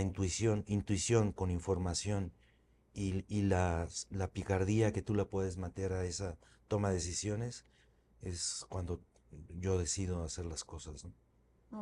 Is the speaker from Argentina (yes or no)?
no; Mexico; moved away as an adult; also born or lived in Spain; el regresarme a México fue pues algo más sencillo de alguna manera porque ya lo había hecho y además con unas bases mucho más sólidas ahora en mi país